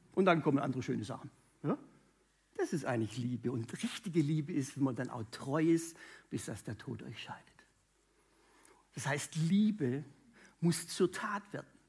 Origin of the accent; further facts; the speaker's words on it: Münchingen, Baden-Württemberg, Germany; Ursprungsfamilie komme ich aus Münchingen bei Stuttgart